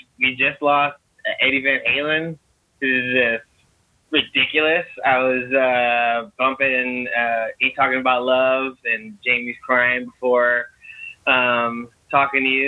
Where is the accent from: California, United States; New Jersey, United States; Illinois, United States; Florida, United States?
California, United States; Long Beach; moved away; also born or lived in Oregon; I grew up in Long Beach, California, and we grew up across the street from this youth group place